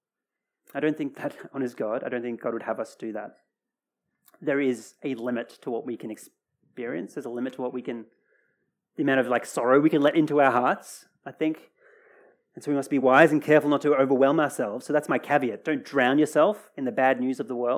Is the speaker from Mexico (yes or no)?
no; Australia; Australia's my home, well and truly